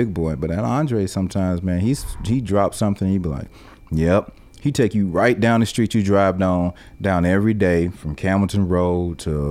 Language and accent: English; Atlanta, Georgia, United States; moved away as an adult; also born or lived in Miami / Los Angeles; I grew up in Atlanta, Southwest Atlanta